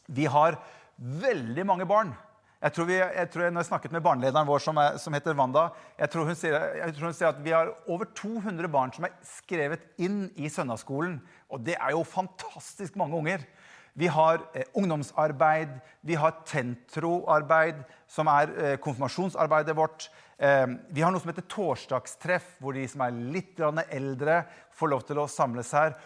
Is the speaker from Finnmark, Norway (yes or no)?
no; Bergen, Vestland, Norway; moved away; Jeg kommer jo egentlig fra Bergen